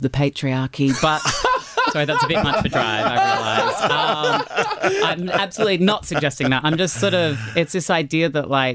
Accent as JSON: {"language": "English", "town": "Brisbane", "region": "Queensland", "country": "Australia", "tie": "born or raised there", "said": "you're growing up in Brisbane"}